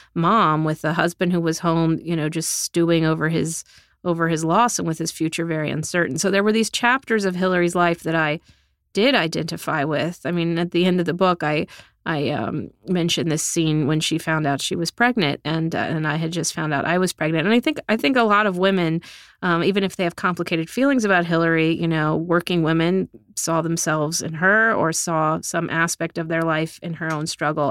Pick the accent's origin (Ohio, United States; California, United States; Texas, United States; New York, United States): Texas, United States; South; moved away; I'm from South Texas, I'm a product of public school in the middle class